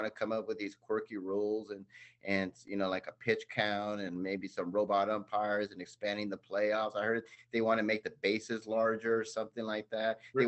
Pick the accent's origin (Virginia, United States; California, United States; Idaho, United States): California, United States; Los Angeles; And I grew up in Los Angeles, so sorry.